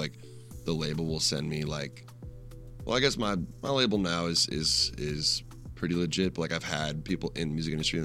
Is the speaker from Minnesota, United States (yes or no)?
yes; Rochester, Minnesota, United States; moved away as an adult; also born or lived in Madison, Wisconsin; I'm from Rochester, Minnesota, but I was going to college in Madison, Wisconsin